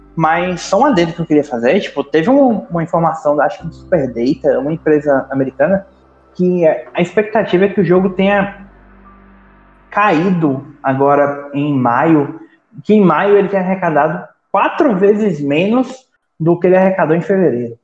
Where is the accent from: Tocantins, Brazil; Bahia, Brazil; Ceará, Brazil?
Bahia, Brazil; interior of; Aqui na, na minha cidade